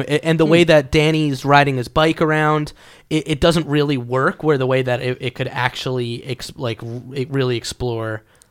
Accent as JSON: {"language": "English", "region": "New York", "country": "United States", "tie": "born there", "said": "I was born in New York."}